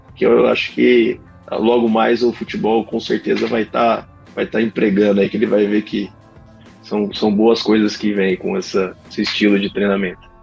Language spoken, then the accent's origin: Portuguese; Campinas, São Paulo, Brazil; eu sou de Campinas